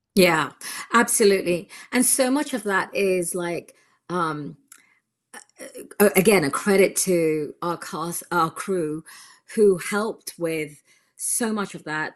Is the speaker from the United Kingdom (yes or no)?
yes; United Kingdom; now in California, United States; I'm from the U K originally, that's where I was born, but I've lived here for a considerable amount of time now, and I'm American.